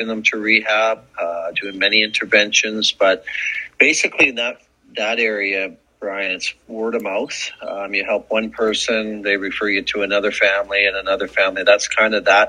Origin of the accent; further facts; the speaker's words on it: Edmonton, Alberta, Canada; growing up in Edmonton